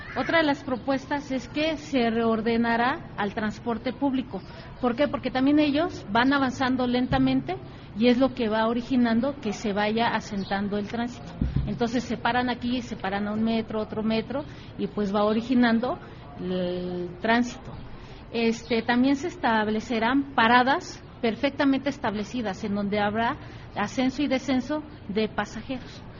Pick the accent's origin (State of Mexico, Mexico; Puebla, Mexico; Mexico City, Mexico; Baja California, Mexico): Mexico City, Mexico; Soy originaria de Coajimalpa. Aquí nací, aquí he crecido